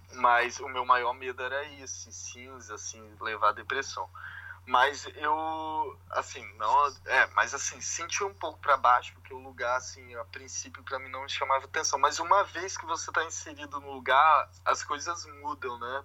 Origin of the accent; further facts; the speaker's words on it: Vila Velha, Espírito Santo, Brazil; moved away as an adult; now in Edinburgh, United Kingdom; eu sou criado em Vitória, que não é uma grande capital, mas, assim, na verdade eu sou de Vila Velha, que é da Grande Vitória